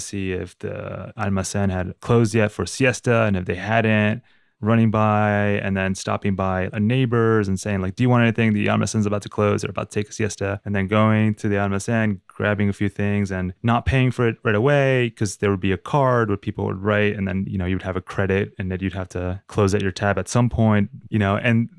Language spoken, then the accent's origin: English; Uruguay; growing up in Uruguay and then visiting my grandparents, visiting my family in Uruguay